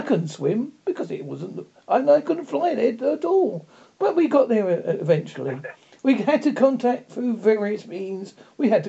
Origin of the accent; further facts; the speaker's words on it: England, United Kingdom; accent: English; my English accent